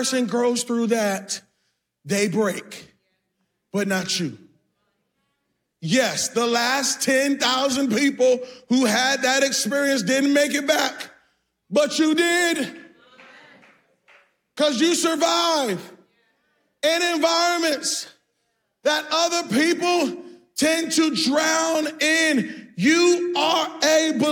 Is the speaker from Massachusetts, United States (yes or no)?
yes; Boston, Massachusetts, United States; moved away; I'm from Boston.